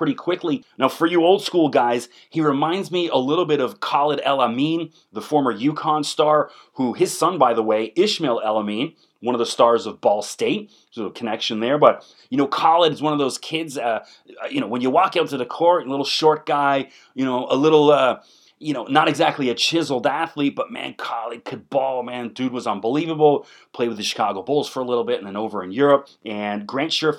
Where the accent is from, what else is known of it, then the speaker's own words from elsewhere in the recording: Toronto, Ontario, Canada; One of my best friends, I grew up with in Toronto